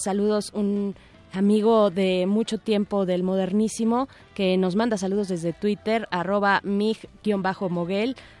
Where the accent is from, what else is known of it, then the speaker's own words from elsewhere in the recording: Mexico; como mexicanos